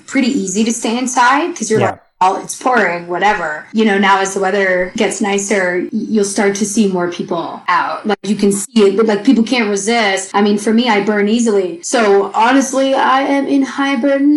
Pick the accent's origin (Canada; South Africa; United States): Canada; moved away; I'm Canadian, so we say our A's a little differently